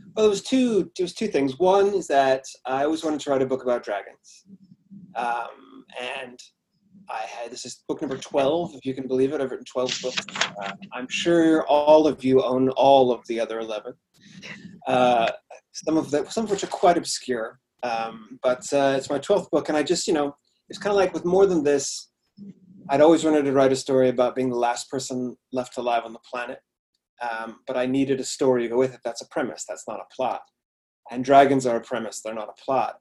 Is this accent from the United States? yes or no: yes; Washington, United States; moved away as an adult; now in United Kingdom; my home state, Washington